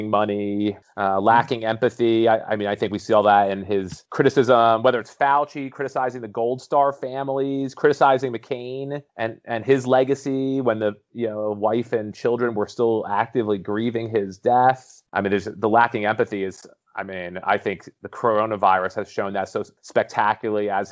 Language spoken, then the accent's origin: English; New York, United States; I grew up in New York